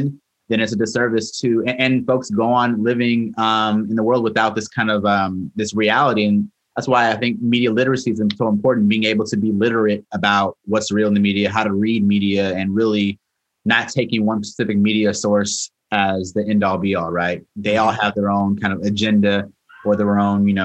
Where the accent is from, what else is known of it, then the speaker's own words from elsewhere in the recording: Oceanside, California, United States; moved away as an adult; also born or lived in Los Angeles, California / New York City, New York; So I'm originally from Oceanside, California. It's a kind of northern county of San Diego.